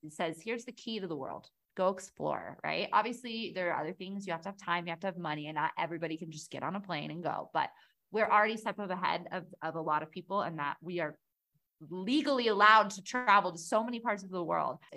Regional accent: United States; i look at the state of things in, in my home country in the us

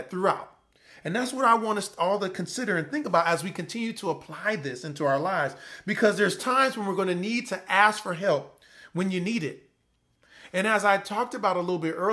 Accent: Compton, California, United States; I'm from Compton, California

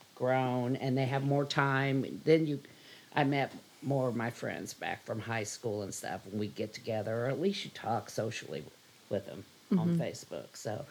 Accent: Kansas City, Kansas, United States; I grew up in Wyandotte County.

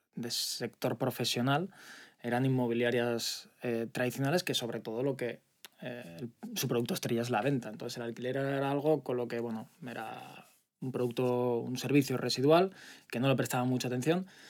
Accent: Altea, Valencian Community, Spain; moved away as an adult; also born or lived in Zaragoza; now in Valencia, Spain; Yo soy de Zaragoza, pero me he criado en Altea.

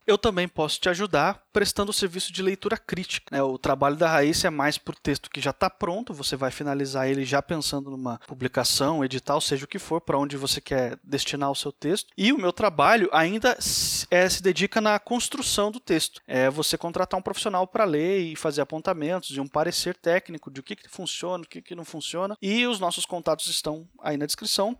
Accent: Brazil; nós dois somos brasileiros

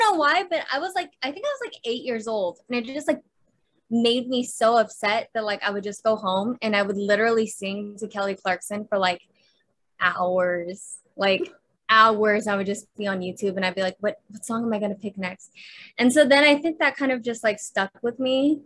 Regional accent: Clovis, California, United States; moved away as an adult; now in Los Angeles, United States; I was born in Clovis, California.

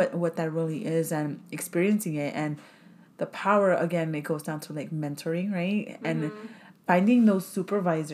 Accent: Los Angeles, California, United States; growing up in South

